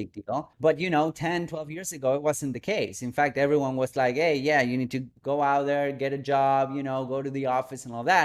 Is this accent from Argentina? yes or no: yes; Buenos Aires, Argentina; moved away; I'm originally from Argentina, from Buenos Aires, a third world country